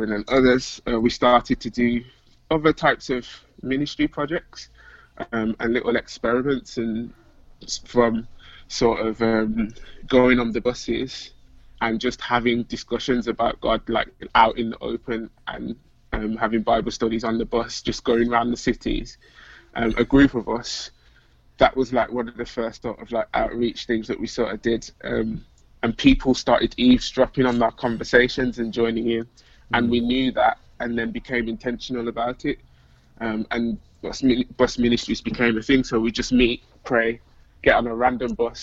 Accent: Birmingham, West Midlands, United Kingdom; So I'm from Birmingham, UK, which is like the second city. Most of you will have probably heard of London, but Birmingham's like the kind of next biggest city in the country. I've been born and raised here.

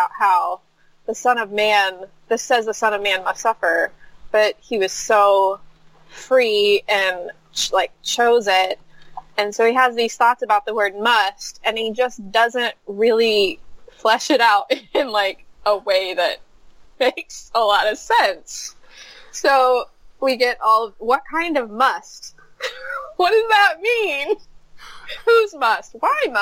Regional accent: United States; I'm an American

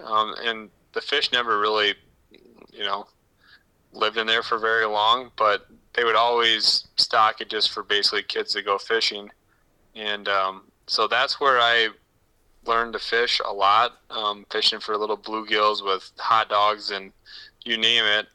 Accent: Woonsocket, South Dakota, United States; moved away as an adult; also born or lived in O'Neill, Nebraska; now in Pierre, United States; I was born in Woonsocket, which is yeah. um, right between Mitchell and um, Huron, South Dakota.

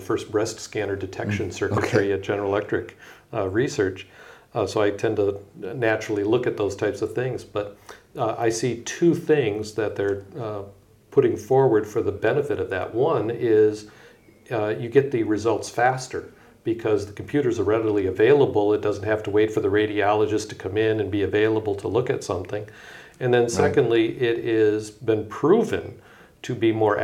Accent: Michigan, United States; I'm from Michigan.

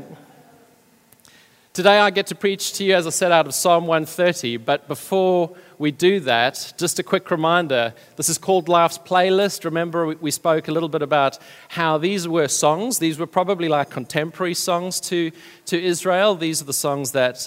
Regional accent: South Africa; moved away as an adult; now in United Kingdom; We've been in the UK now for about 11 years. We come originally from South Africa. People have told me that I still haven't lost my accent.

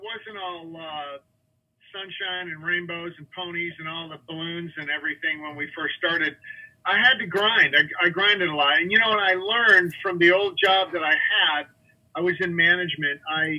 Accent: Illinois, United States; now in Arizona, United States; My dad, our family has been in construction. We're from Illinois. We've been in construction our whole lives. My dad was a builder back there. He got tired of the winters and decided to move to Arizona.

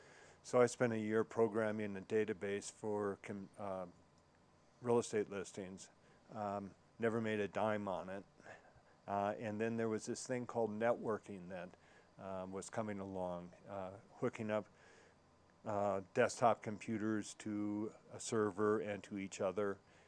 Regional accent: Minnesota, United States; now in Aspen, United States; Well, I came from Minnesota, and I had been coming to Colorado skiing for a number of years.

